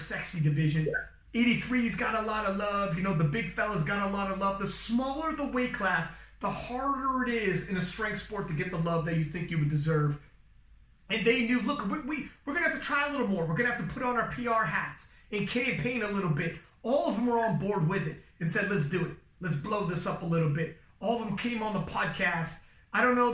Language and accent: English; Canada; I'm Canadian